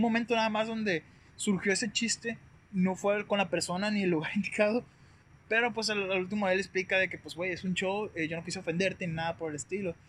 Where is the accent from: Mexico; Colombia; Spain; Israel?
Mexico; Guasave, Sinaloa; also born or lived in Culiacán, Sinaloa / Sonora; yo soy de Guasave, me tocó vivir un tiempo en Culiacán